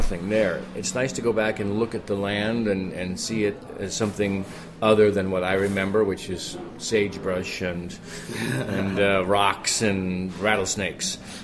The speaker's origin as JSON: {"language": "English", "town": "Yakima", "region": "Washington", "country": "United States", "moved": "yes", "said": "I'm from Yakima, which is also eastern Washington"}